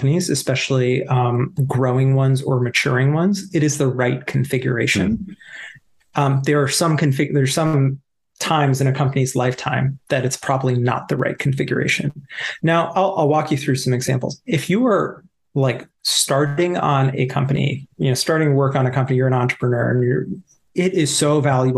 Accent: East Coast, United States; now in New York, United States; growing up on the East Coast

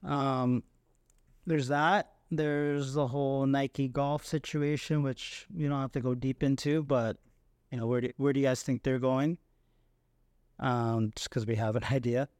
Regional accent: Canada; being Canadian

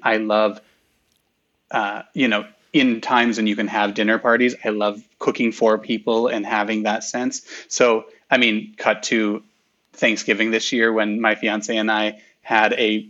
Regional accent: Midwest, United States; Like I did the nod because I'm from the Midwest. You know the Midwestern nod, hello.

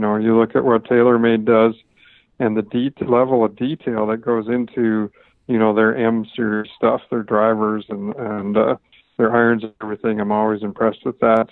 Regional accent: Canada; now in Southern California, United States; a golf course I grew up on in Canada

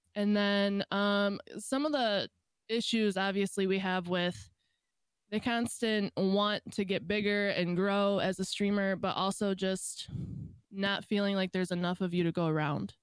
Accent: Michigan, United States; I am from Michigan

